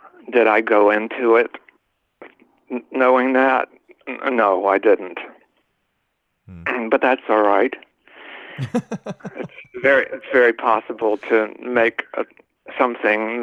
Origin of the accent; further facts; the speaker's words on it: Mississippi, United States; I'm from Mississippi